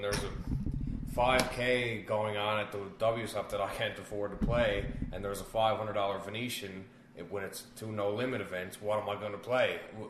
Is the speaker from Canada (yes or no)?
yes; Canada; I am Canadian.